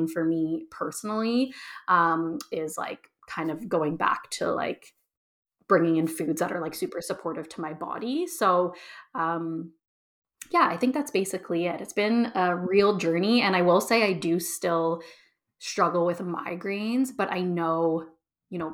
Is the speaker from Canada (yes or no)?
yes; Toronto, Ontario, Canada; moved away as an adult; also born or lived in Edmonton, Alberta; move back to my hometown of Toronto